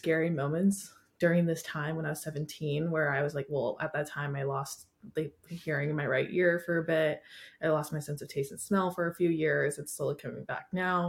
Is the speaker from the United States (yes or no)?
yes; Washington, United States; moved away as an adult; now in California, United States; I grew up in Washington